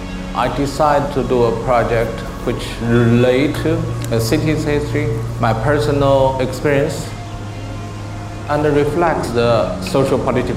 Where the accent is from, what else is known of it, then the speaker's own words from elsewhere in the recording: China; moved away; I grew up in China, a society which have very limited freedom. No freedom of speech, one party system.